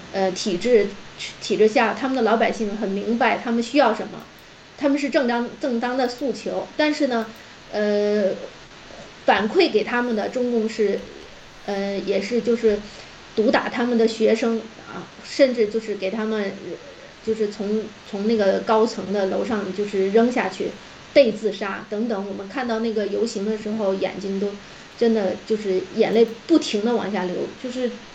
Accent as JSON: {"language": "Chinese", "country": "China", "also_born_or_lived": "Japan / Guangxi", "moved": "as an adult", "lives_now": "Turkey", "said": "我们中国的留学生，就是家里还，呃，条件不是很富裕"}